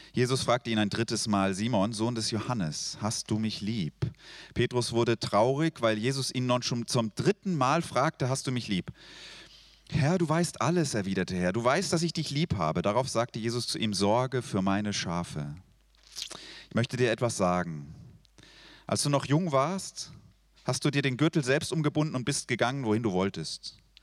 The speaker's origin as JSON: {"language": "German", "country": "Switzerland", "said": "Ich bin Schweizer"}